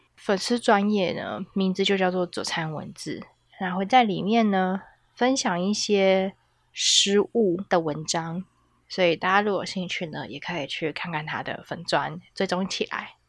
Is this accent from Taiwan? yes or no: yes; Taiwan; 可是我们台湾人的传统的食物就是饭、米饭。